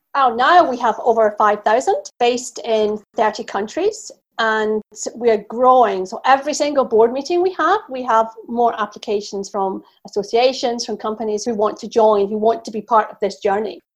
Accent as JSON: {"language": "English", "region": "Scotland", "country": "United Kingdom", "said": "I'm Scottish"}